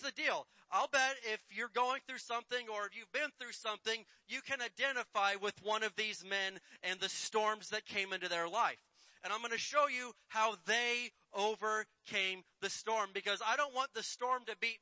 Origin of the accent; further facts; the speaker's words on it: Indiana, United States; Where I grew up in Indiana, there was lots of tornadoes.